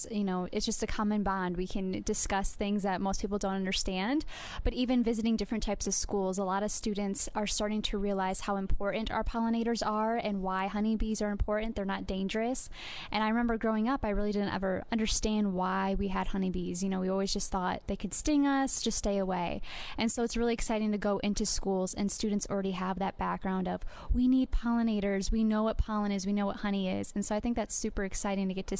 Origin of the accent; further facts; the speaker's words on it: Iowa, United States; I'm from the state of Iowa